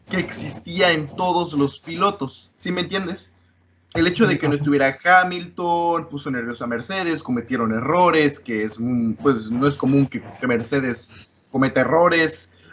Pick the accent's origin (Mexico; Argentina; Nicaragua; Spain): Mexico; sí, sí porque, porque soy mexicano, pero también porque analizo la Fórmula 1